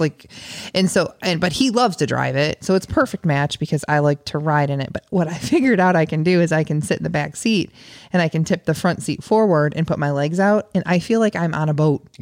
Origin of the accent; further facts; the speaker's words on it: near the Illinois River, United States; I grew up near the Illinois River, very, very close to the Illinois River